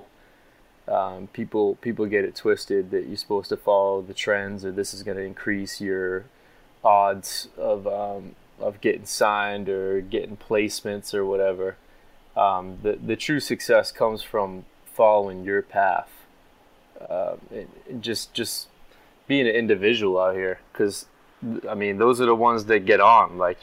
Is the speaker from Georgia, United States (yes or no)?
no; Nashua, New Hampshire, United States; I'm from Nashua, New Hampshire.